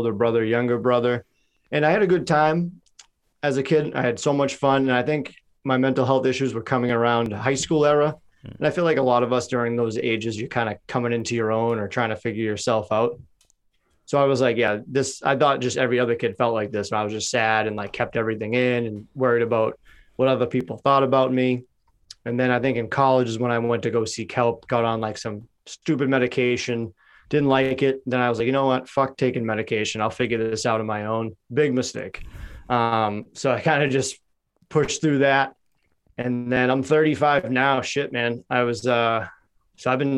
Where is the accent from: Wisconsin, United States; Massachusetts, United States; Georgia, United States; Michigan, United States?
Massachusetts, United States; Boston; also born or lived in North Carolina; I grew up in Dorchester